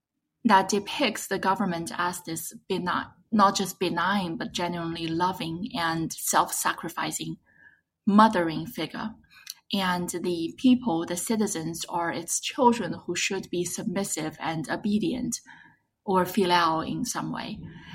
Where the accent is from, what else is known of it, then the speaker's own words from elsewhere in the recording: China; English is a second language; moved away as an adult; now in United States; So I was born and raised in China, and I spent the first 19 years of my life there. And I was raised by a single mother, and we have a complicated relationship.